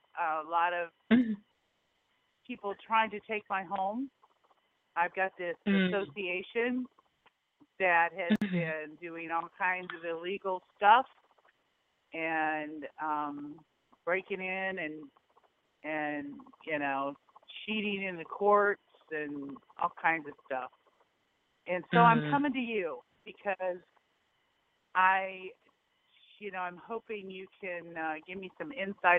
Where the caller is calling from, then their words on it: Nebraska, United States; Hi, I'm in Nebraska.